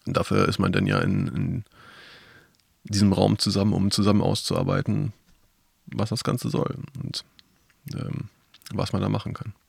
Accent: Northern Germany, Germany; ich als Norddeutscher

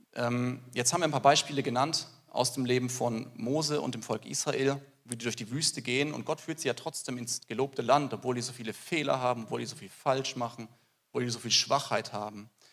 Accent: Germany; bei uns in Deutschland

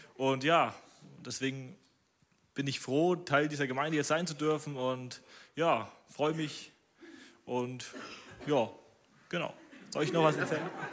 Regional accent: Sonneberg, Thuringia, Germany; bin aus Sonneberg.

